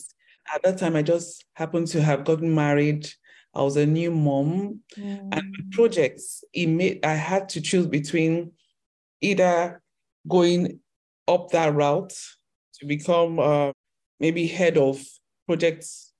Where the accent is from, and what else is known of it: Lagos, Nigeria; born or raised there